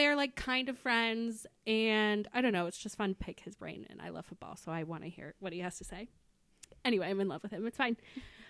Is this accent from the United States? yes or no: yes; Indianapolis, Indiana, United States; We are born and raised in Indianapolis